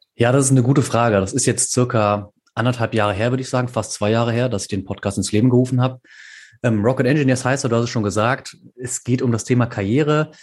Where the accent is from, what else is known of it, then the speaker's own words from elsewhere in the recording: Bonn, North Rhine-Westphalia, Germany; moved away as an adult; also born or lived in Canada; now in Aachen, Germany; Ich komme ursprünglich aus Bonn